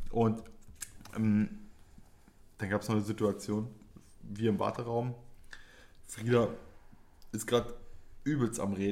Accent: Poland; du Idiot, ich bin Pole.

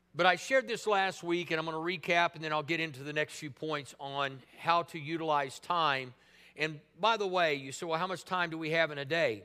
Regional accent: Tulsa, Oklahoma, United States; living in Tulsa at the time, I thought, well, man, you know, this is my hometown

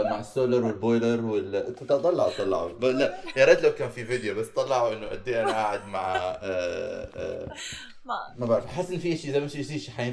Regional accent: Baghdad, Baghdad Governorate, Iraq; moved away; also born or lived in Jordan / Canada; انا كبرت ببغداد ولدت ببغداد وربيت ببغداد و و إيه وكمان بعدين نقلت على الاردن

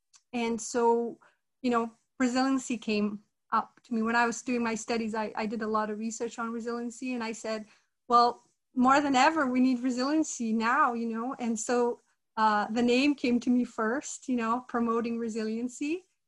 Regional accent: Brazil; now in Canada; I'm originally from Brazil. My background is Italian, Portuguese, Brazilian Indigenous, and Lebanese. And I've been in Canada almost 20 years.

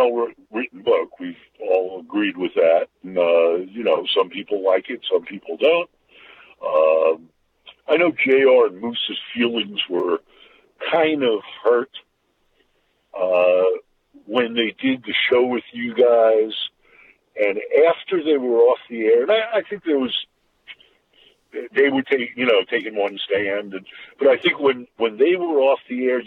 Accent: New York City, New York, United States; I went to school in Brooklyn

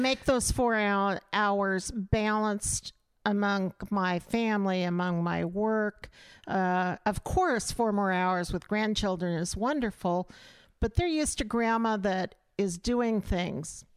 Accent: Auburn, Nebraska, United States; in my hometown

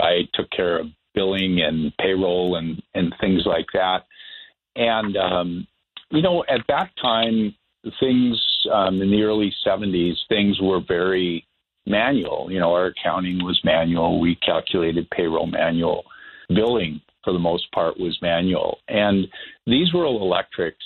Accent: Bismarck, North Dakota, United States; my hometown of Bismarck

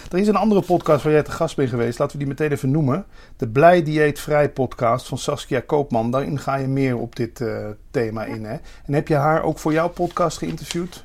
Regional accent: Limburg, Netherlands; waar ik vandaan kom is ook het o, eh, het begrip avondontbijt geïntroduceerd

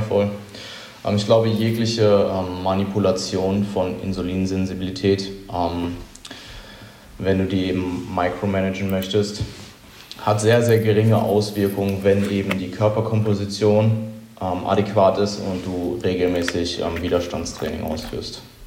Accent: Germany; aber ich sehe als Deutscher

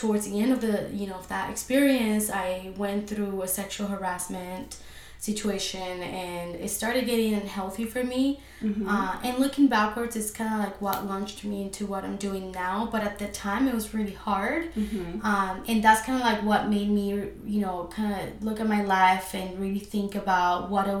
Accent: Argentina; moved away; I'm originally from Argentina, so I'm Latina

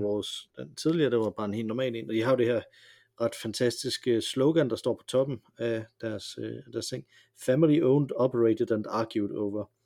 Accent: Denmark; jeg er jo dansker

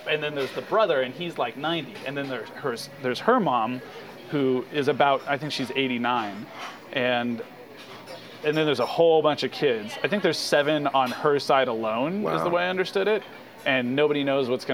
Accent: California, United States; I'm from California

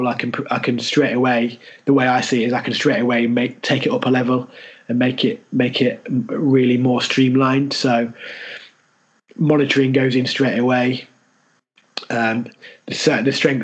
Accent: Leicester, East Midlands, United Kingdom; accent: Leicester; moved away as an adult

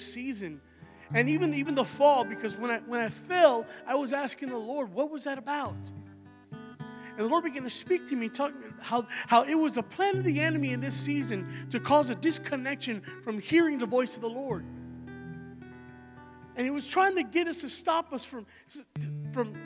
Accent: Texas, United States; I'm from Texas, so I'm not from Ohio, and I'm not used to walking around snow and ice and all

